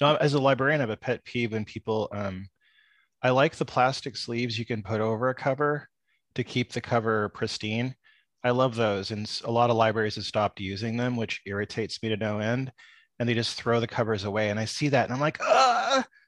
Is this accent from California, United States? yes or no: yes; San Diego, California, United States; where I grew up in San Diego